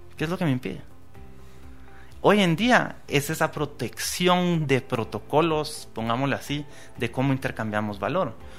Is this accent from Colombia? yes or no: no; Guatemala; tenemos la oportunidad hoy como guatemaltecos